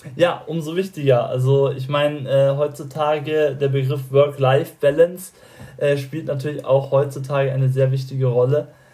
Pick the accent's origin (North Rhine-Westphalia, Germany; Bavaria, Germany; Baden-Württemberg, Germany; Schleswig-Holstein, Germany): Bavaria, Germany; mich als gebürtigen Bayer